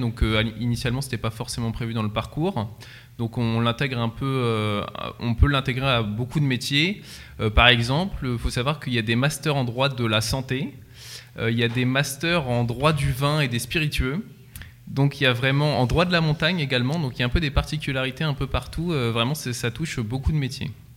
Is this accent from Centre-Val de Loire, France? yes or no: yes; Centre-Val de Loire, France; Perdu entre Nogent-le-Rotrou et Chartres, un petit village de campagne